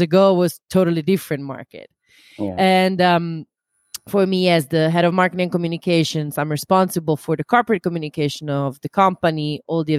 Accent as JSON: {"language": "English", "country": "Italy", "moved": "yes", "lives_now": "Amsterdam, Netherlands", "said": "I come originally from Italy"}